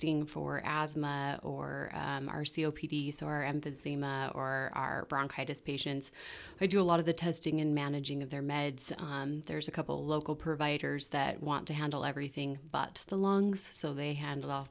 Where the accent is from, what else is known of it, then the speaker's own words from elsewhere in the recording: Ogden, Utah, United States; I'm born and raised in Ogden